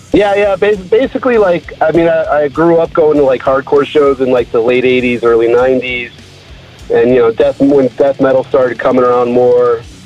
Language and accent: English; Connecticut, United States; now in Pasadena, United States; I grew up on the East Coast.